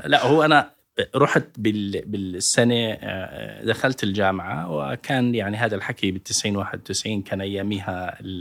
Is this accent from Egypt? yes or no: no; Al-Karak, Karak Governorate, Jordan; moved away as an adult; also born or lived in Irbid; أنا ابن الكرك ودرست باليرموك